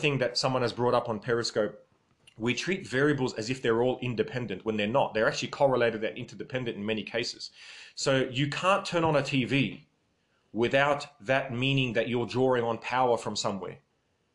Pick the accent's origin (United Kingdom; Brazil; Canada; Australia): Australia; my grandparents came from Lebanon, but I'm Australian